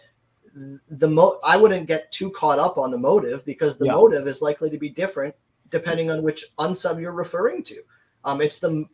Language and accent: English; Canada; I'm from Canada